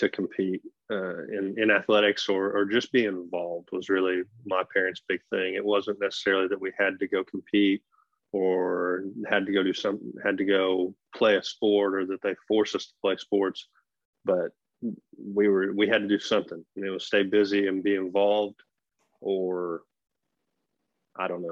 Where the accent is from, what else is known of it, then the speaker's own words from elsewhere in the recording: Broken Arrow, Oklahoma, United States; I grew up in Broken Arrow